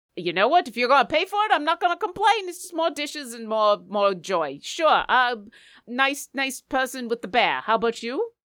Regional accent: Seattle, Washington, United States; I am from Seattle and I'm practically Canadian

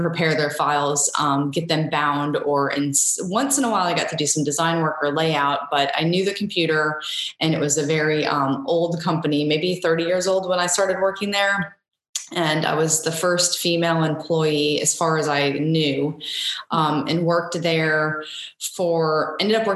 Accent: Sarasota, Florida, United States; now in Savannah, United States; I was born and raised in Sarasota, Florida

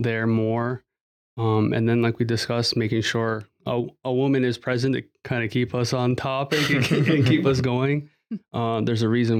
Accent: Kahnawake, Quebec, Canada; we're from Ganawage

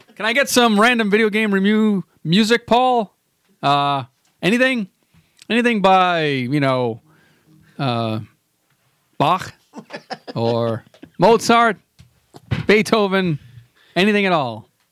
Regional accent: Boston, Massachusetts, United States; I'm from Boston. I'm just a simple Bostonian

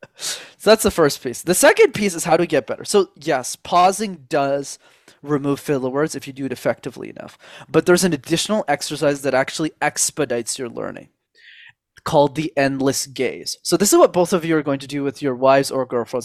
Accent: Montreal, Quebec, Canada; I grew up in Montreal in Canada

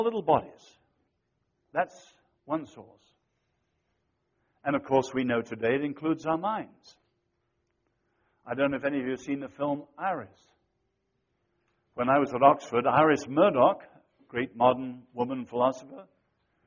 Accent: China; I was born in China

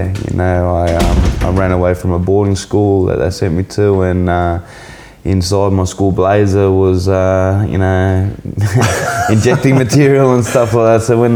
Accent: Melbourne, Victoria, Australia; moved away as an adult; also born or lived in Byron Bay; now in Kingscliff, Australia; I grew up in Melbourne.

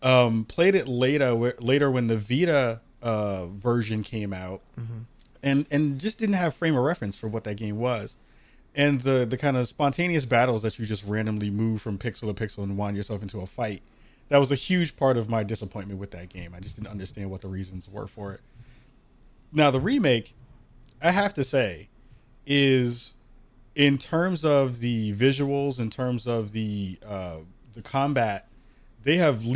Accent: Bronx, New York, United States; And I'm from the Bronx, so that tells you a lot.

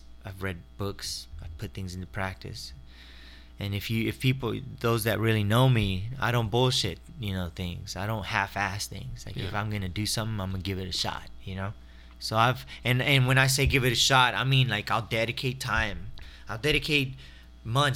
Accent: Waco, Texas, United States; moved away; she's from my hometown in Waco, Texas

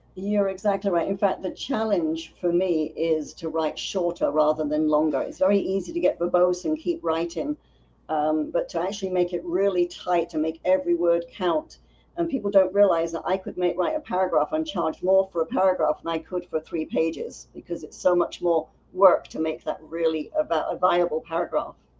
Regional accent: London, United Kingdom; now in United States; I was born in North London

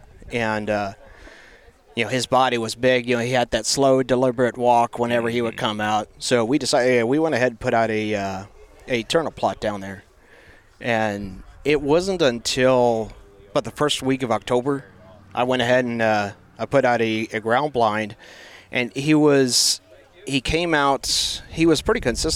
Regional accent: Holmes County, Ohio, United States; moved away as an adult; now in Albia, United States; I'm originally from, I guess, Holmes County, Ohio

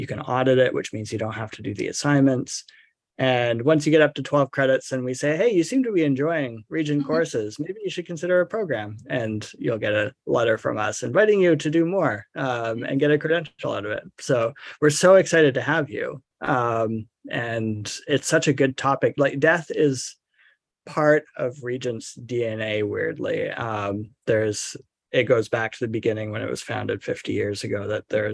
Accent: Vancouver, British Columbia, Canada; also born or lived in St Andrews, Scotland; I am from Vancouver, from Canada

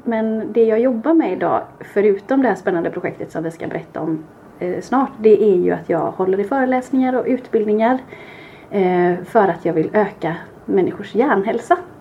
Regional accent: Kungsbacka, Halland County, Sweden; våra fantastiska granskog där vi är uppvuxna och har lekt

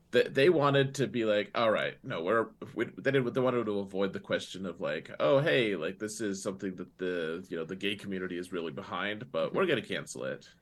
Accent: Wyoming, United States; moved away as an adult; I grew up in Wyoming.

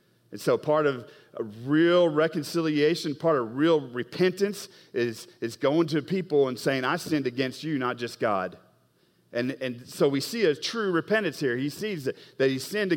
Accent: Oklahoma, United States; I'm from Oklahoma

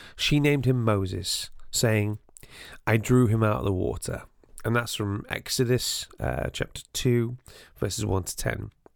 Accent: North Wales, United Kingdom; There wasn't a large Jewish population growing up in North Wales

